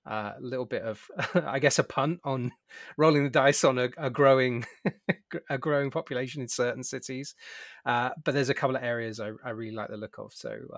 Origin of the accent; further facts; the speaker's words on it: United Kingdom; now in San Diego, United States; as a British man